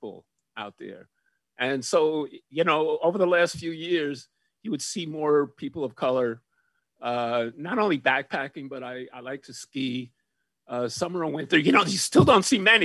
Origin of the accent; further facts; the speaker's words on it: New York City, New York, United States; being a kid growing up in New York City, where I grew up in the projects